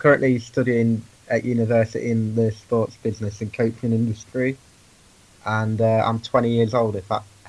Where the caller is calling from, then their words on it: Lincoln, East Midlands, United Kingdom; I'm currently calling from Lincoln.